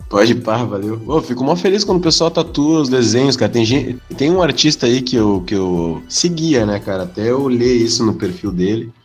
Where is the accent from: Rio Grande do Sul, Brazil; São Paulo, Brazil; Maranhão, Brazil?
Rio Grande do Sul, Brazil; Porto Alegre; eu sou daqui